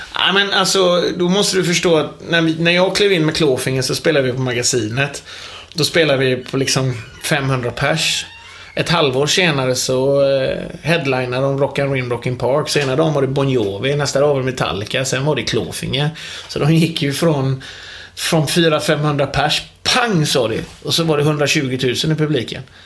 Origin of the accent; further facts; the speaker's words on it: Gothenburg, Västra Götaland, Sweden; jag är en ung pojk på 43 år från Hisingen i Göteborg